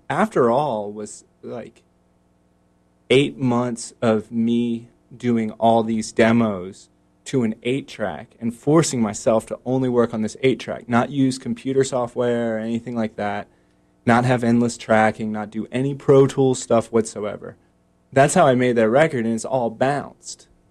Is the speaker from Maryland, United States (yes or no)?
yes; Baltimore, Maryland, United States; now in Raleigh, United States; I grew up in Baltimore, which is like 45 minutes from DC or whatever.